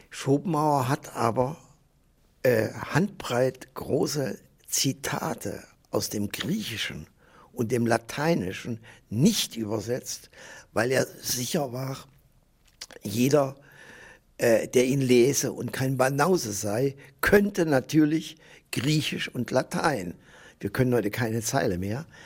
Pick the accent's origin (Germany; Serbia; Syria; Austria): Germany; now in Basel, Switzerland; Äh, ich komme aus einer Wahlheimat Basel. Äh, ich bin Deutscher, aber äh, war 44 Jahre in Basel.